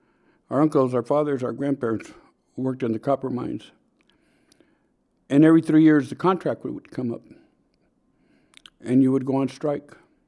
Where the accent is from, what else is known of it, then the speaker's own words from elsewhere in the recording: Miami, Arizona, United States; We grew up together in Miami, Arizona, and worked on many efforts and many causes together.